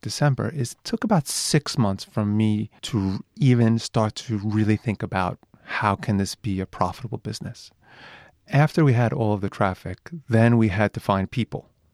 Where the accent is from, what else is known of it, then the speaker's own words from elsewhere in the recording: New York, United States; moved away as an adult; now in Japan; I'm from New York